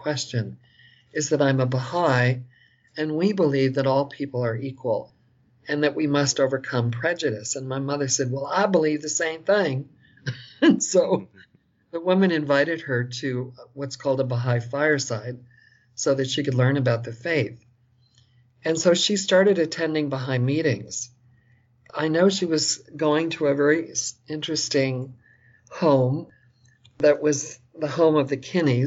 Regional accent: Long Island, New York, United States; I was born in New York City, and I was raised on Long Island for the most part.

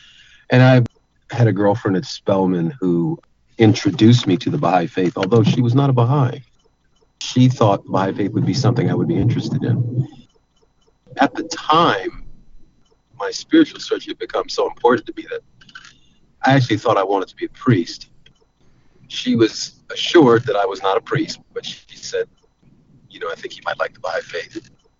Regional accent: New York, United States; also born or lived in Los Angeles, California, United States / Florida / Dallas, Texas / New Orleans; Well, I was born in Los Angeles, raised in New York, and spent some time in Florida, Dallas, Texas, New Orleans, Atlanta.

